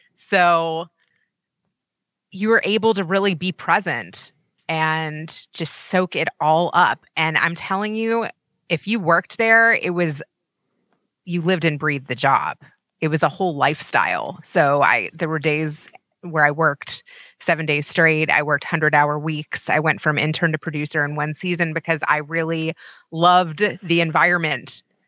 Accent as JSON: {"language": "English", "region": "Kentucky", "country": "United States", "moved": "yes", "said": "so I'm from Kentucky"}